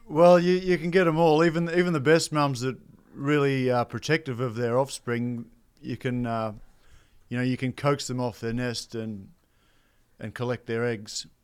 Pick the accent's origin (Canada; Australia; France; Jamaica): Australia; I grew up in Outback, Australia